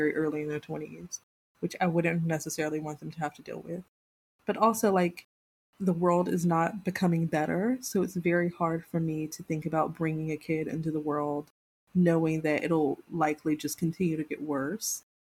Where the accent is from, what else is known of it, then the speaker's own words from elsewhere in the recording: the South, United States; I come from the South and like my family is very personally linked to slavery